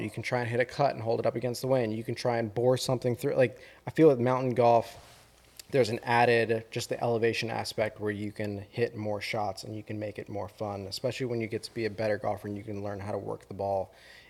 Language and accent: English; South Florida, United States; Growing up in Florida, flat, a lot of water.